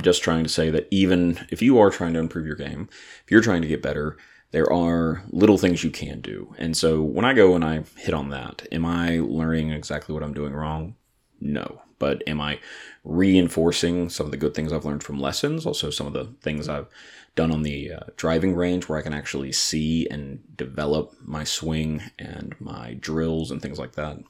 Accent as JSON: {"language": "English", "town": "Atlanta", "region": "Georgia", "country": "United States", "said": "I'm from Atlanta"}